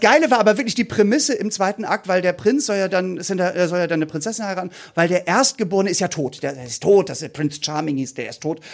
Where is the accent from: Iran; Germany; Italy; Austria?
Germany; Hamburg; wir kommen nicht aus dem Osten, ich muss dazu sagen, wir kommen ja aus Hamburg.